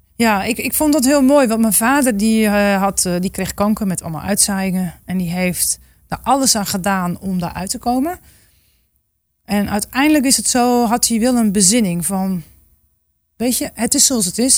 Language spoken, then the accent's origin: Dutch; Groningen, Netherlands; ik kom uit Groningen. Dus ergens, ja, denk ik wel dat ik ook een soort van, eh, ja, weet waar ik vandaan kom